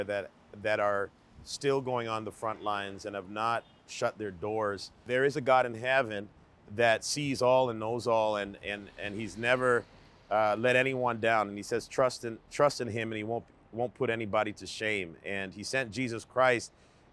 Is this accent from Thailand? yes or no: no; Canada; being born and raised in Canada